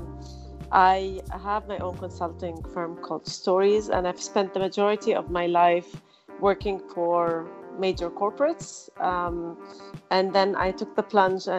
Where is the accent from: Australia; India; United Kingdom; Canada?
Canada; moved away as an adult; also born or lived in Lebanon; now in Dubai, United Arab Emirates; I'm originally Lebanese, but I was raised in Canada, and then I moved back to the Middle East to work